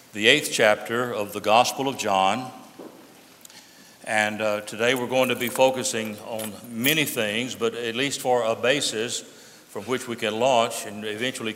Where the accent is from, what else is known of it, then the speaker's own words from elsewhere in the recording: United States; the freedom that we enjoy as American citizens